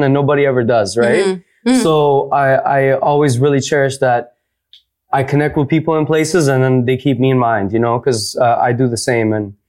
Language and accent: English; Toronto, Ontario, Canada; But yes, I am straight up from Toronto.